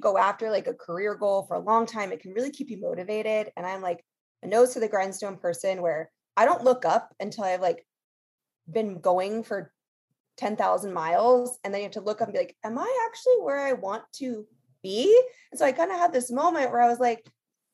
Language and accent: English; Los Angeles, California, United States; born and raised in Los Angeles